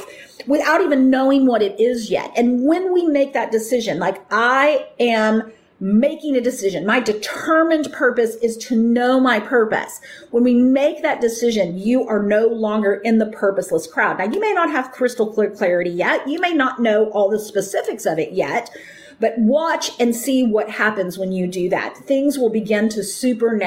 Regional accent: United States; I grew up in America.

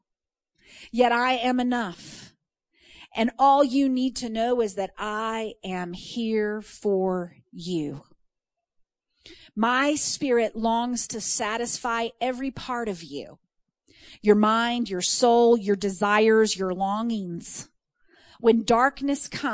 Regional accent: Texas, United States; I'm from Texas

